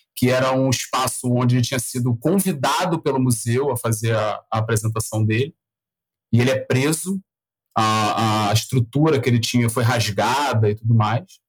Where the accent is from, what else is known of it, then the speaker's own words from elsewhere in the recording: Rio de Janeiro, Brazil; accent: carioca; eu sou carioca, então o, você não precisava falar buenas, porque vocês já vão ouvir um chiado aqui até dizer chega. É, é, sou nascido no Rio, criado no Rio